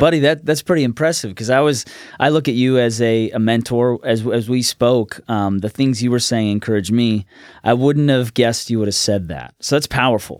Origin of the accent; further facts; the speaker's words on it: Woodburn, Oregon, United States; also born or lived in Olympia, Washington / Salem, Oregon / Orange County, California; I was born in Olympia, Washington, but at five, we moved to Woodburn, Oregon, was there, uh, about seven years, and then moved to Salem